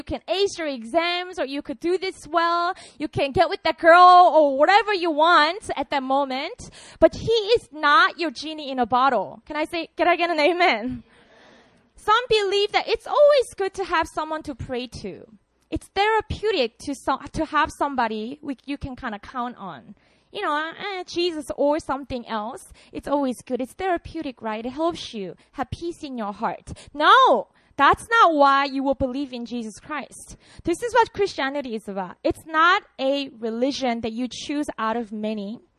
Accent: New Philadelphia, Ohio, United States; because I'm from New Philly, and many of you go there

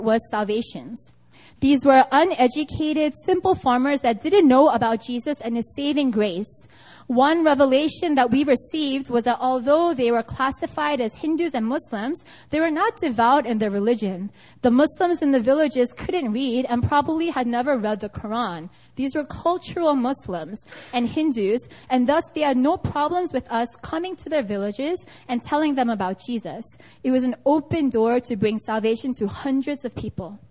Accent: United States; now in South Korea; I am from America

